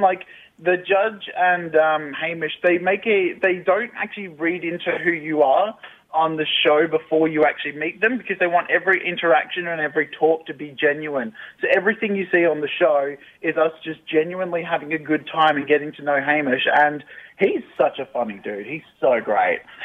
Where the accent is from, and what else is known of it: Mount Gambier, South Australia, Australia; born or raised there; now in Victoria, Australia